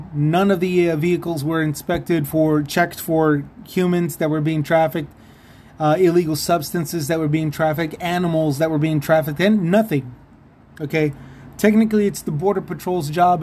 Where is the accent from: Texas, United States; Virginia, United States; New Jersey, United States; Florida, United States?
Texas, United States; San Antonio; just outside of san antonio my hometown